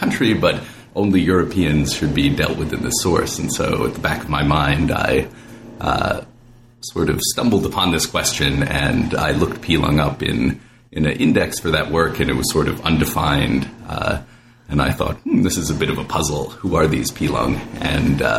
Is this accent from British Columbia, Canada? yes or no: yes; Vancouver, British Columbia, Canada; moved away; growing up in Vancouver with its Asia-Pacific focus